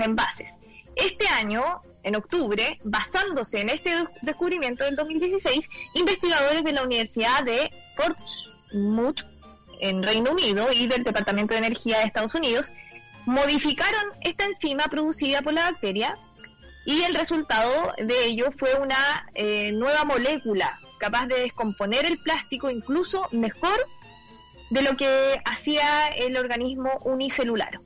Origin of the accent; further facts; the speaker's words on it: Chile; como chilenos